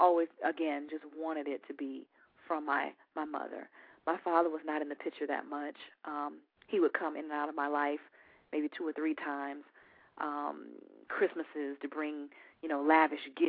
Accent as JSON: {"language": "English", "town": "Orlando", "region": "Florida", "country": "United States", "also_born_or_lived": "Tampa, Florida", "moved": "yes", "lives_now": "Atlanta, United States", "said": "I am originally from Orlando, Florida. Also lived in Tampa for 15 years and then made my way to Atlanta, Georgia, and have now been here for 2 years"}